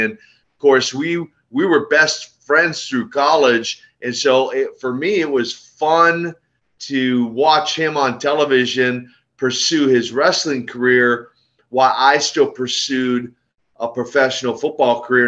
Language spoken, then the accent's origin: English; Minneapolis, Minnesota, United States; I hail from the great state uh, of Minnesota